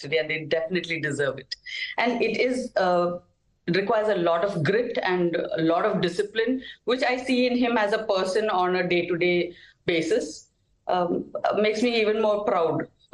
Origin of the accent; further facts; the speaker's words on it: Kerala, India; from our state of Kerala